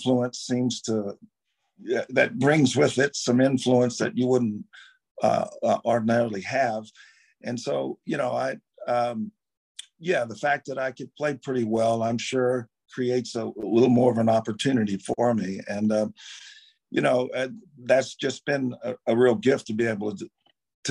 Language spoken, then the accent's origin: English; Baton Rouge, Louisiana, United States; Grew up in Baton Rouge